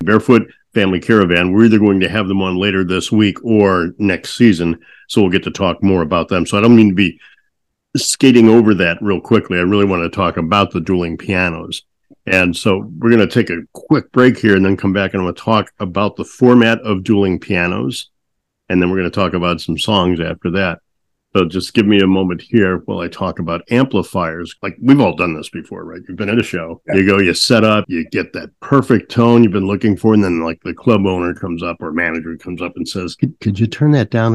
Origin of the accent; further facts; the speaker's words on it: St. Louis, Missouri, United States; There was a place I grew up in St. Louis, a place called Keys, in Westport that I loved going